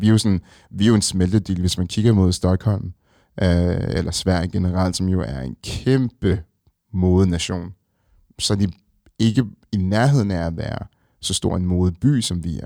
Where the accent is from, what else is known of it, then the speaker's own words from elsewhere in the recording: Copenhagen, Capital Region of Denmark, Denmark; vi er nogle stolte københavnere, som, som rigtig godt kan lide vores hjem